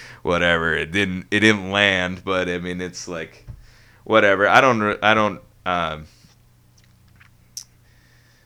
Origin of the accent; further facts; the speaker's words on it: Ann Arbor, Michigan, United States; also born or lived in Ypsilanti, Michigan; Born and raised in Ann Arbor.